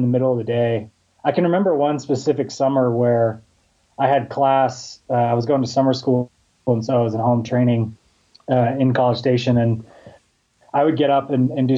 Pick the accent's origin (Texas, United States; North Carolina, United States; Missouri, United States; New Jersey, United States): Texas, United States; Houston; I grew up in Houston, Texas